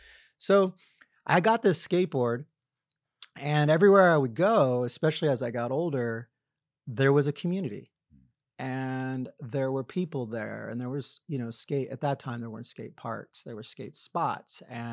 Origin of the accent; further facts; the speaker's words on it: New York, United States; now in California, United States; I've lived out in California now for a really long time. I lived all over the world as a kid, but I spent the majority of my high school days in New York. And with that, I just started calling myself a New Yorker.